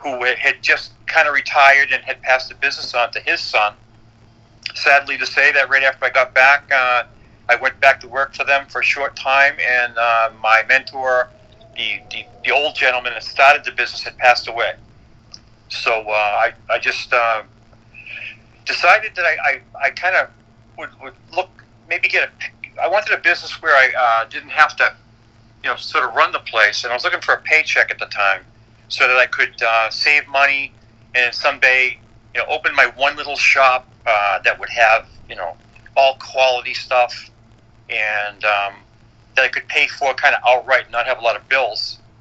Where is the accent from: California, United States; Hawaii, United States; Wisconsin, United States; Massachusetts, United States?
Massachusetts, United States; Boston; moved away as an adult; also born or lived in New York / Newmarket, New Hampshire; my hometown, which was Boston